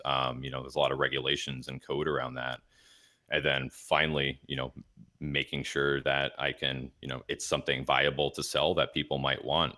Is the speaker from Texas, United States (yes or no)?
yes; Dallas, Texas, United States; moved away as an adult; now in Milwaukee, United States; I'm originally from Dallas, Fort Worth, Texas